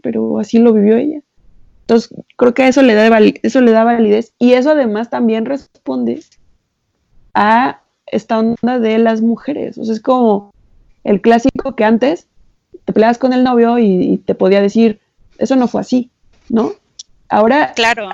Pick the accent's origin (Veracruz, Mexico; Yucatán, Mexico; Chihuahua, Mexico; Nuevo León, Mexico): Veracruz, Mexico; Xalapa; nosotros, mi hermano y yo, crecimos en Jalapa